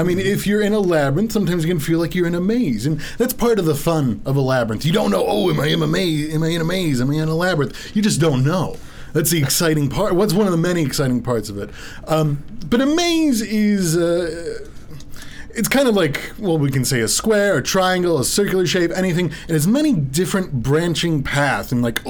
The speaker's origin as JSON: {"language": "English", "town": "Birmingham", "region": "Michigan", "country": "United States", "said": "Well, I'm originally from Birmingham."}